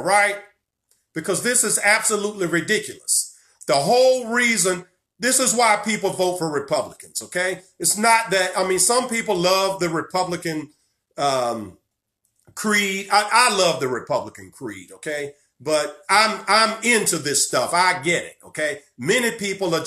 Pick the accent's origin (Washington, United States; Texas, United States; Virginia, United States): Virginia, United States; my home state of Virginia